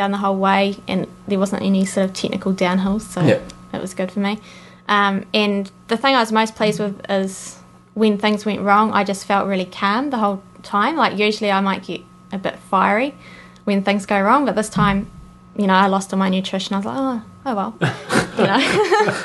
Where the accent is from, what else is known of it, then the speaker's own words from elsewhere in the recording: New Zealand; being a Kiwi